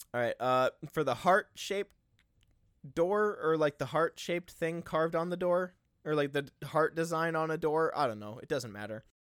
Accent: United States; I'm an American.

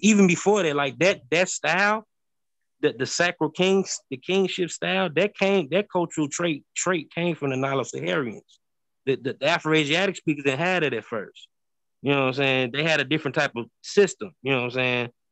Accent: St. Louis, Missouri, United States; I'm from St. Louis. I'm, from St. Louis, Missouri, bro. I live on the like I, grew up on the Mississippi River

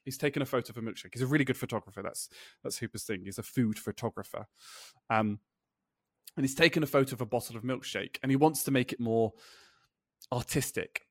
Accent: United Kingdom; I'm British

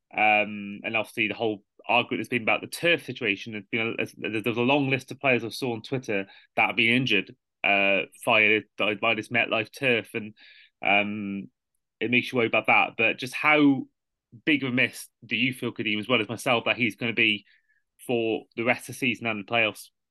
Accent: Welsh, Wales, United Kingdom; a Welsh football fan

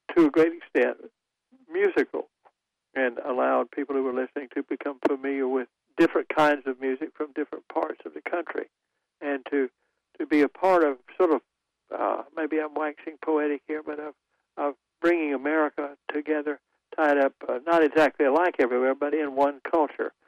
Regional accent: Goldsboro, North Carolina, United States; when I was a little kid growing up in Goldsboro

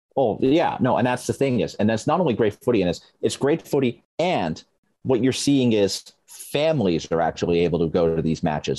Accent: Sheffield, Yorkshire and the Humber, United Kingdom; my hometown of Sheffield

